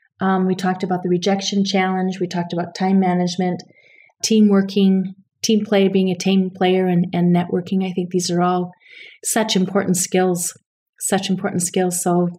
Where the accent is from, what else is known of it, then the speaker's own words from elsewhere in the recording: Japan; born there; first language ja; I was born on a naval base in Japan, so I have special ties to Japan. My first language, I always say, was Japanese because I had a nanny who taught me Japanese